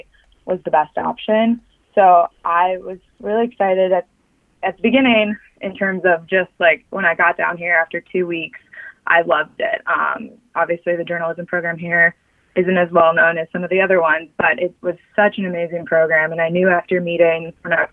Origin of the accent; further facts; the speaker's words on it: Chicago, Illinois, United States; I grew up in Chicago, so White Sox fan, Bears fan, and Illinois fan